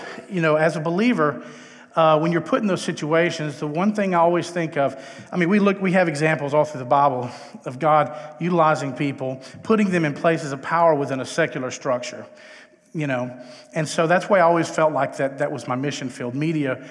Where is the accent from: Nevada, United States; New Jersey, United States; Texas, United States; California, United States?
Texas, United States; moved away as an adult; also born or lived in Los Angeles; But I hail from Texas, where I was born and raised.